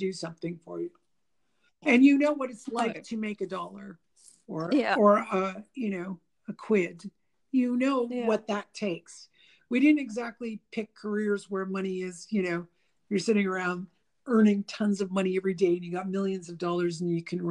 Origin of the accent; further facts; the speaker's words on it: Canada; first language English; we're from Canada